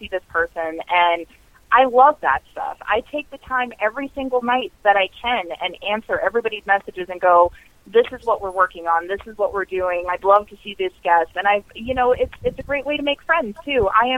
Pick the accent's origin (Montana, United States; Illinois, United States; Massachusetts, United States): Montana, United States; Like, everybody knows how I feel about my hometown. It's the middle of Montana, and it is the biggest city.